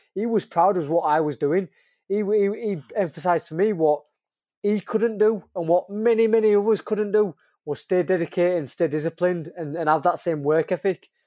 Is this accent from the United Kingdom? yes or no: yes; Leeds, Yorkshire and the Humber, United Kingdom; I'm from Leeds, I'm trying to put Leeds on the map